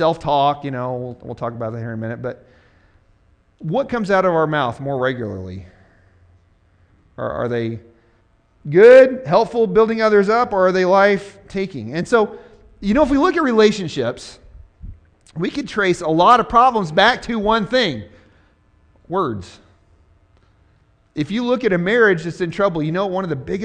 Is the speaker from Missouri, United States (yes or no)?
yes; Missouri, United States; I'm from Missouri